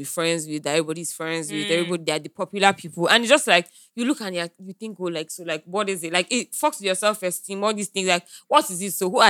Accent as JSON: {"language": "English", "region": "Lagos", "country": "Nigeria", "tie": "born or raised there", "said": "growing up in Lagos is like, it's an extreme sport."}